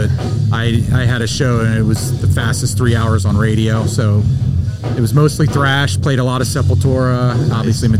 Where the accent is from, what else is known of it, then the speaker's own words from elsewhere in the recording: Manassas, Virginia, United States; we grew up here in Manassas